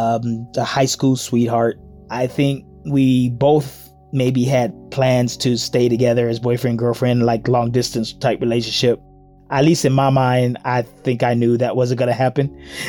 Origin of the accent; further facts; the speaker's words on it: Chicago, Illinois, United States; I'm 59 years old. I'm from Chicago, Illinois, and I'm a paraeducator dealing with severe autism.